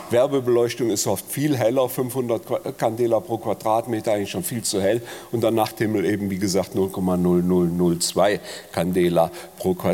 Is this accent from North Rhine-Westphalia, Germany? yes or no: yes; Bonn, North Rhine-Westphalia, Germany; Ich bin in Bonn groß geworden an der Sternwarte äh, und da sieht man das besonders gut.